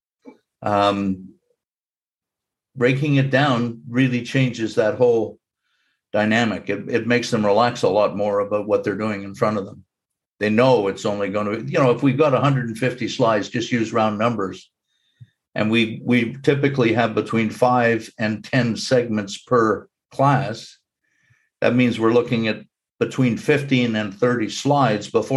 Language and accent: English; Montreal, Quebec, Canada; When I was growing up in Montreal